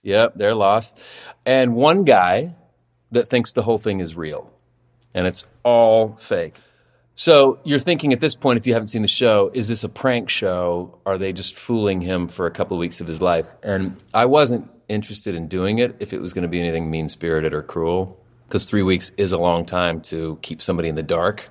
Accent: Oklahoma City, Oklahoma, United States; also born or lived in Los Angeles; now in Austin, United States; I'm very fond of my childhood, having grown up there.

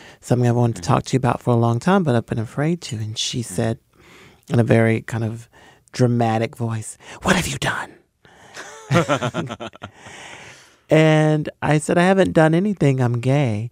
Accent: Hickory, North Carolina, United States; I'm the first African-American born in my little hometown to receive a PhD, and my hometown celebrated that accomplishment

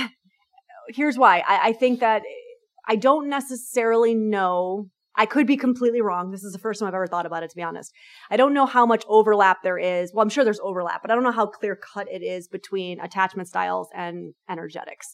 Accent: New York, United States; I'm a New Yorker

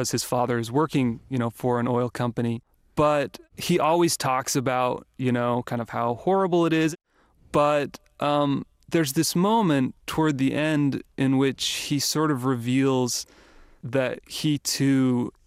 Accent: St. George, Utah, United States; my hometown of St. George, Utah

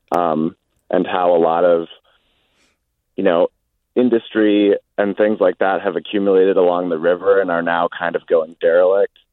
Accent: Saint Paul, Minnesota, United States; I'm calling in from just outside Moorhead, but I grew up in Saint Paul

